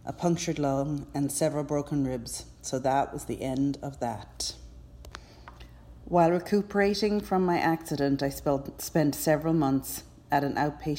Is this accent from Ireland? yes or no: yes; Cork, Munster, Ireland; now in United States; As you can tell from my accent, I'm not actually American. I grew up in Ireland, in Cork